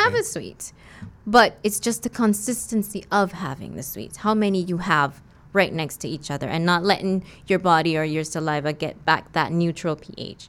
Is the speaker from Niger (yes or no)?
no; West Bay, Cayman Islands; I'm from West Bay. I've done all my school here and everything